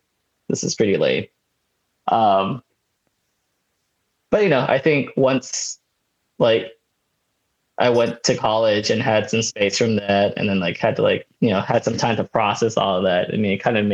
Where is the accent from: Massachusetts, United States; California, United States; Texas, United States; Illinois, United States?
California, United States; Oakland; also born or lived in Santa Barbara; now in Los Angeles, United States; But I was born in Oakland, California.